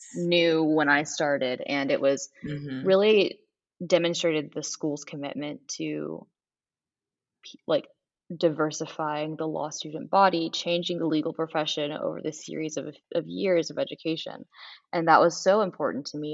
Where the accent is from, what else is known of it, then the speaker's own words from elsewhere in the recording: Nashville, Tennessee, United States; moved away as an adult; now in New Orleans, United States; I am from Nashville, Tennessee originally.